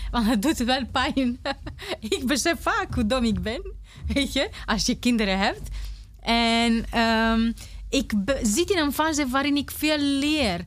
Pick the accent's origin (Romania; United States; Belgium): Romania; first language Romanian; Dutch is a second language; moved away as an adult; now in Netherlands; Ik kan niet met mijn kind naar Roemenië gaan, want ik ben zonder ouders opgegroeid